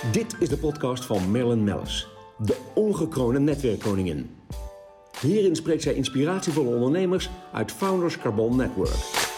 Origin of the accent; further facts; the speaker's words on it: Netherlands; Daar zijn wij als Nederlanders hartstikke goed